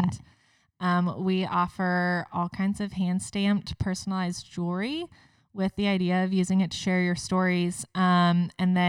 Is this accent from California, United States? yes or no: no; Cincinnati, Ohio, United States; I'm from Cincinnati, Ohio here